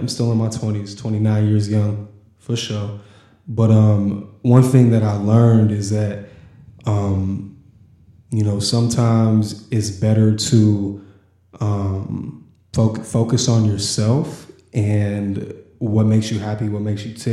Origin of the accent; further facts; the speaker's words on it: Indianapolis, Indiana, United States; also born or lived in Los Angeles, California; I was a Washington Township kid, so I grew up on the east side of Indianapolis